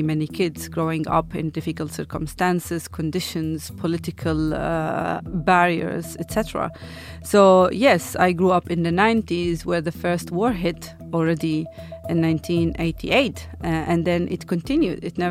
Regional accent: Bethlehem, West Bank, Palestine; moved away as an adult; now in Zurich, Switzerland; I was born in Bethlehem, Palestine

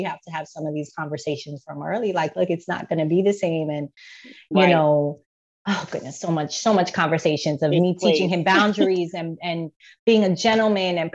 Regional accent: Georgia, United States; born or raised there; also born or lived in Bronx, New York

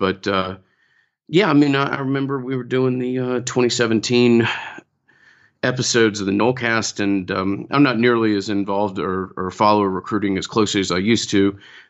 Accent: Atlanta, Georgia, United States; Yeah, I'm born and raised in Atlanta and live here today.

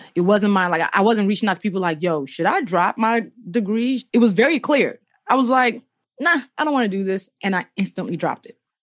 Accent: Nigeria; now in United States; I grew up in Nigeria

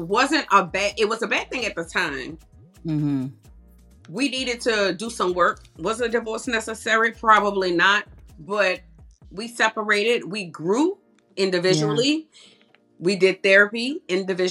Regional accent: New Orleans, Louisiana, United States; moved away as an adult; now in Conyers, United States; I'm from New Orleans.

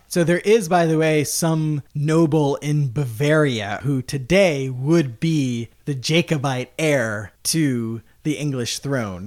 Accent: United States; us as Americans, right, I consider myself American.

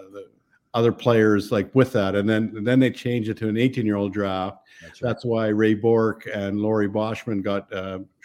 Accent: Neudorf, Saskatchewan, Canada; I grew up in Saskatchewan, Newdorf, Saskatchewan, which was in Canada.

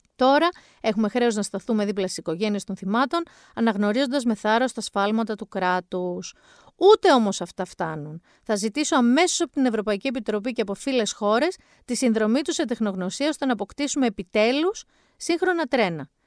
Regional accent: Mani, Peloponnese, Greece; την πατρίδα μου

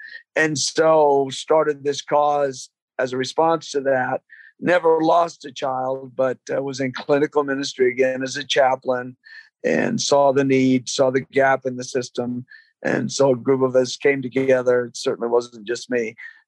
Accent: London, United Kingdom; moved away; I'm an immigrant from England. Was born in London.

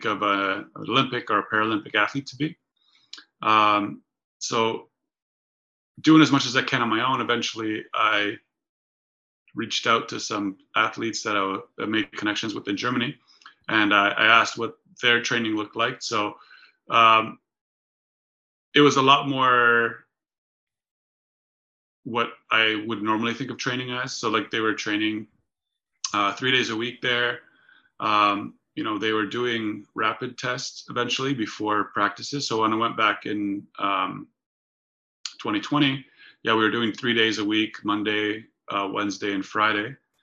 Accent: Canada; also born or lived in Poland; I was born in Poland. My parents decided to immigrate to Canada when I was five

